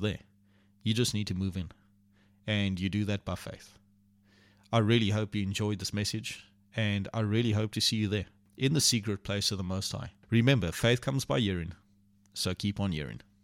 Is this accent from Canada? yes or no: no; Port Elizabeth, Eastern Cape, South Africa; also born or lived in Port Alfred; we moved to Port Alfred and from Port Alfred back to Port Elizabeth